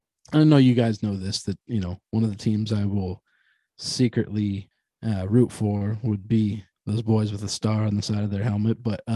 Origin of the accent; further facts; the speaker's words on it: Western Central Pennsylvania, United States; Growing up in Western Central Pennsylvania, you know, I was surrounded by Pittsburgh Steelers fans